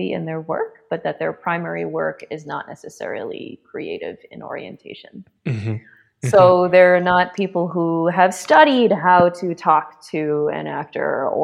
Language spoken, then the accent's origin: English; Los Angeles, California, United States; somebody who's half Chinese and I grew up in Los Angeles